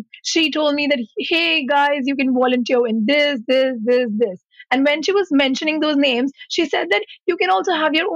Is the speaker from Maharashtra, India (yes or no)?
yes; Mumbai, Maharashtra, India; moved away; I come from Mumbai